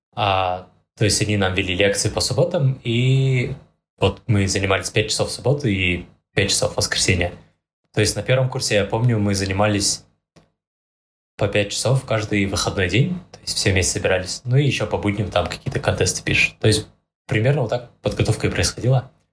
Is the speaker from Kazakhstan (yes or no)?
yes; Pavlodar, Pavlodar Region, Kazakhstan; Я вообще сам из Павлодара